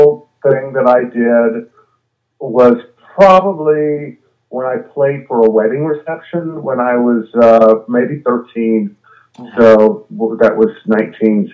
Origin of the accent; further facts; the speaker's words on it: Sugar Land, Texas, United States; moved away; I'm from Sugar Land, Texas, which is a suburb of Houston, Texas